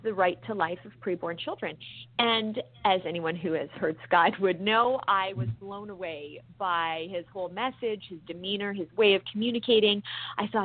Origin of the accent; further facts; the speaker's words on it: British Columbia, Canada; being a Canadian, to the premier of my province, British Columbia, where I grew up